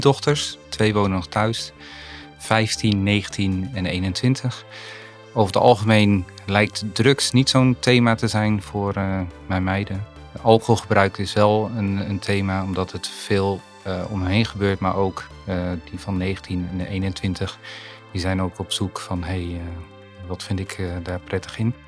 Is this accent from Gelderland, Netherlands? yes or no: yes; Veluwe, Gelderland, Netherlands; ik kom van de Veluwe